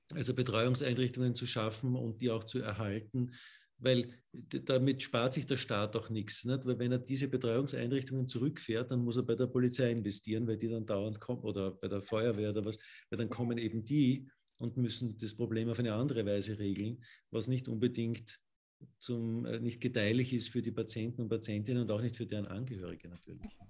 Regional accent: Burgenland, Austria; Ich bin aus dem Burgenland

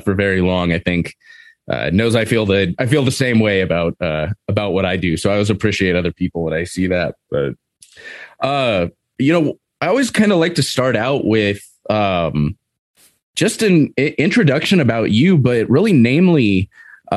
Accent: Seal Beach, California, United States; now in Montana, United States; I grew up in Southern California, Orange County, Seal Beach, Long Beach area

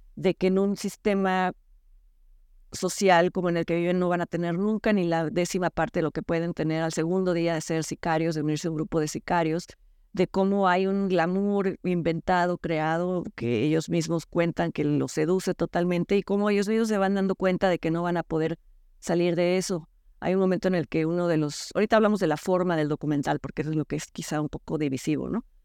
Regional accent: Mexico; nosotros como mexicanos

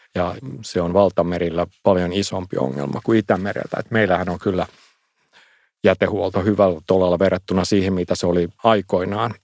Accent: Finland; omassa lapsuudessa Suomessa

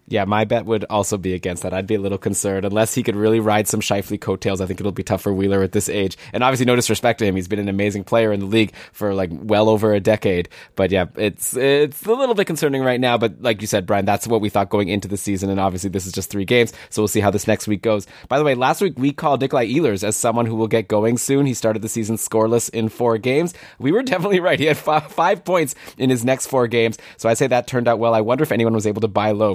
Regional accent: Toronto, Ontario, Canada; Toronto now, my hometown

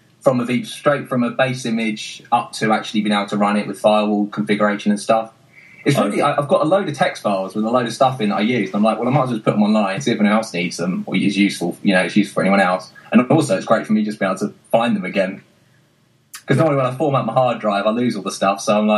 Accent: United Kingdom; We're so British.

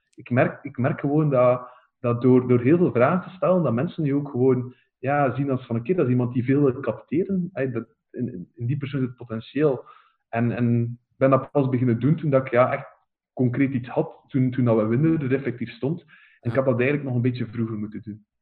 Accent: Oudenaarde, Flanders, Belgium; ik ben zelf van Oudenaarde

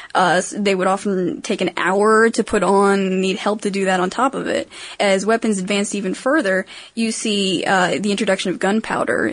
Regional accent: Maryland, United States; I'm from Maryland, in case you didn't know, and jousting is actually our official sport

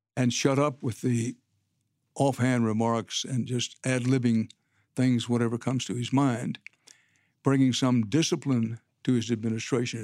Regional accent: Texas, United States; I'm a Texan by birth and by choice

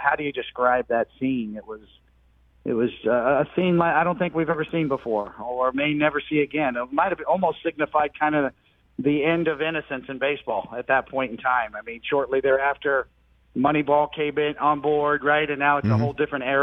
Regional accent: Kansas City, Missouri, United States; I grew up in the Midwest in Kansas City

